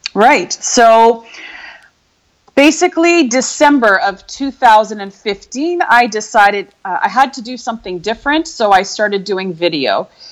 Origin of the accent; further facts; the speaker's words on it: Canada; moved away as an adult; also born or lived in Europe; born and raised in Canada